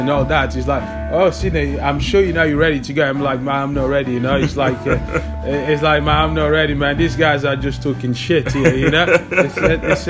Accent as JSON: {"language": "English", "town": "Paris", "region": "Île-de-France", "country": "France", "tie": "born or raised there", "also_born_or_lived": "Portugal", "moved": "as an adult", "lives_now": "London, United Kingdom", "said": "I grew up in Paris and grew up in Portugal as well."}